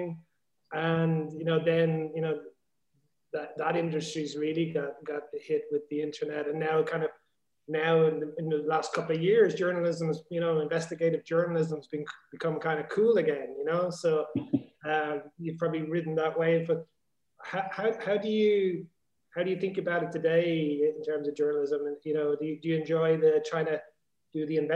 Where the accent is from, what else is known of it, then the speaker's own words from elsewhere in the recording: Ireland; as an Irish person